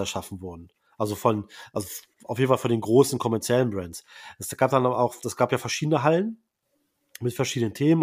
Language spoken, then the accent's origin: German; Braunschweig, Lower Saxony, Germany; Braunschweig, wo ich herkomme